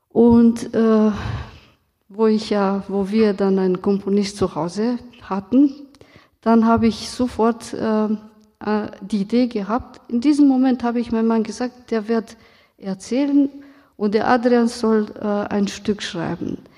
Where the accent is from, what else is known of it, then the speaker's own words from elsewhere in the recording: Romania; now in Germany; Ich bin aus Rumänien, in Rumänien aufgewachsen und ähm, damals ähm, haben wir über die Geschichte nicht so viel gelernt. Ähm, als Romni in Rumänien, meine Familie wurde nicht so betroffen.